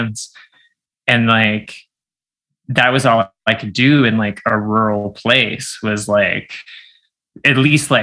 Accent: Miramichi, New Brunswick, Canada; I grew up in Miramichi, New Brunswick

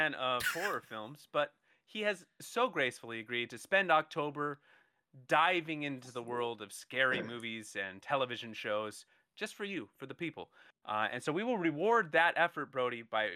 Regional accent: Hawaii, United States; moved away; also born or lived in Southern California; I grew up in Hawaii. The beach, and then we moved from Hawaii to Southern California

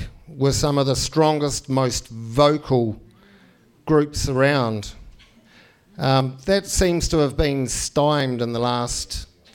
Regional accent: New Zealand; I grew up in New Zealand

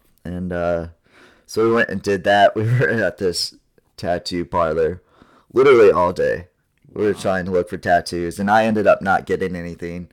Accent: Ohio, United States; moved away as an adult; also born or lived in Fort Wayne, Indiana; Fort Wayne's like an hour away from where I live in Ohio

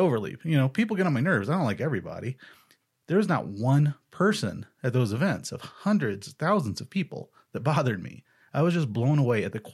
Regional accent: Missouri, United States; now in Arizona, United States; I grew up in Missouri

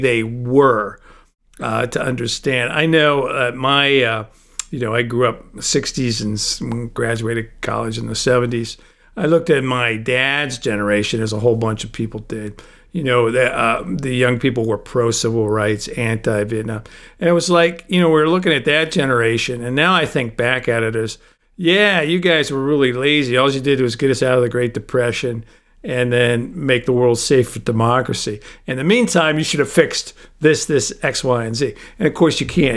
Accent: Indiana, United States; Indiana, the state I was born

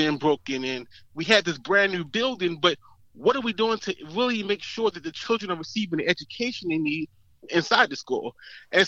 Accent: Baltimore, Maryland, United States; I grew up in Baltimore. Actually, I grew up in the district I'm running in.

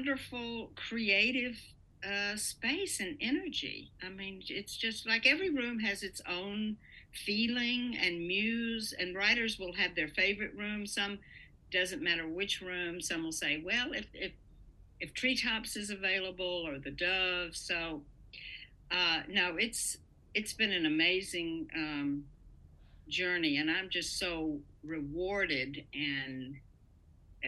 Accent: the South, United States; also born or lived in Los Angeles; now in Virginia, United States; I was from the South

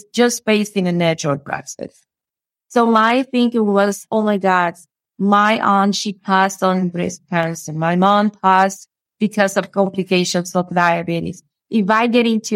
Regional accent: Cuba; moved away as an adult; now in Houston, United States; I'm originally from Cuba. And in my country, I used to work with people a lot

